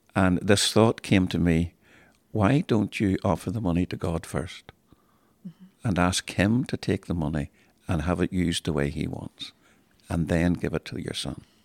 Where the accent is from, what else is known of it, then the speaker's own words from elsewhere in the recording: Cromwell Road, Belfast, Northern Ireland, United Kingdom; I grew up in Cromwell Road